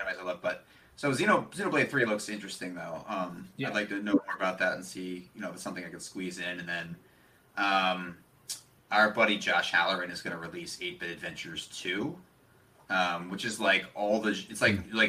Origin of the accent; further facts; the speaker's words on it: Philadelphia, Pennsylvania, United States; We're both from Philly